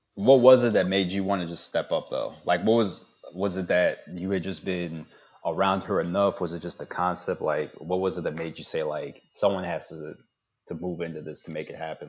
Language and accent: English; Fort Washington, Maryland, United States; I'm from Fort Washington from way back when